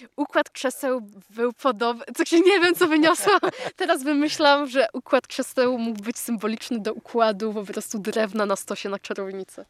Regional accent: Poland; jesteśmy rodowitymi e, Polakami

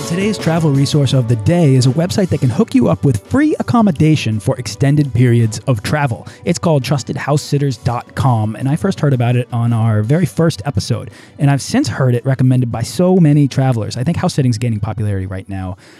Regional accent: United States; we're both American

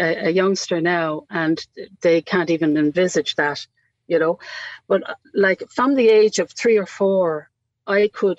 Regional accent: Waterford, Munster, Ireland; I'm not from Cork. I'm a Waterford girl.

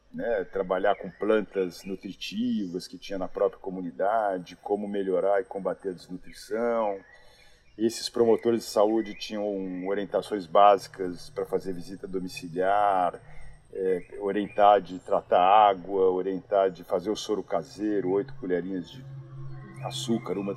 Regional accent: São Paulo, Brazil; moved away as an adult; now in Santarém, Brazil; eu sou de São Paulo, aí vim para ficar seis meses em Santarém

